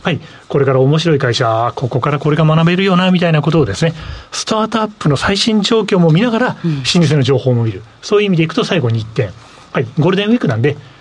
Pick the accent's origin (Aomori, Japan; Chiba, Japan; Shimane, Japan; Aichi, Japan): Aichi, Japan; Nagoya; 名古屋人なんで